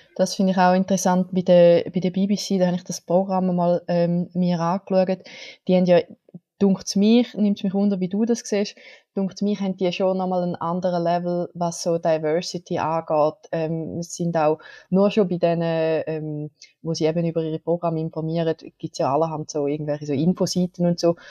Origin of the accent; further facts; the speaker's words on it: Switzerland; bei uns in der Schweiz